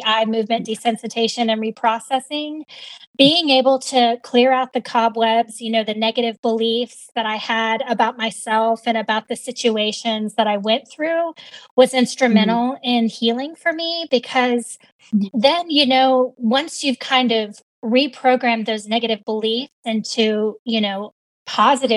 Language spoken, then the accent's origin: English; Virginia, United States; So I grew up in Virginia, very caring, nurturing family